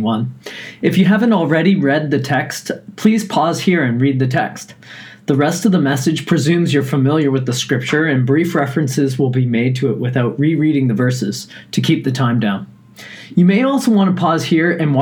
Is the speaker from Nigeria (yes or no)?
no; Newfoundland and Labrador, Canada; growing up in Newfoundland